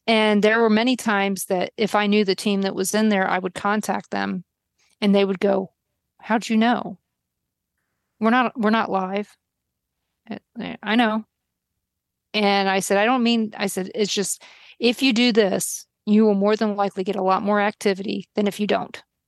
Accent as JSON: {"language": "English", "town": "Baltimore", "region": "Maryland", "country": "United States", "moved": "yes", "lives_now": "Kansas, United States", "said": "I'm from Baltimore"}